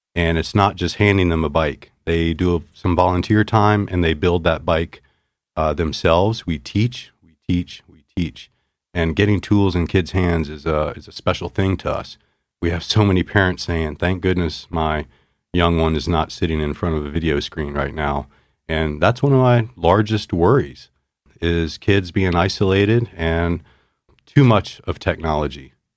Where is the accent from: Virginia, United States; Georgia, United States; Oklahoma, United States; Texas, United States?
Virginia, United States; moved away as an adult; also born or lived in North Carolina; now in Missoula, United States; I grew up in Virginia, had a business degree from North Carolina State